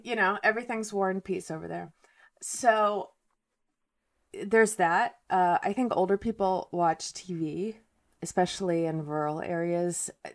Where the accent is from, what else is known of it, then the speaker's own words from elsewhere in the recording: Moscow, Russia; now in United States; I'm from Moscow and my parents are from Moscow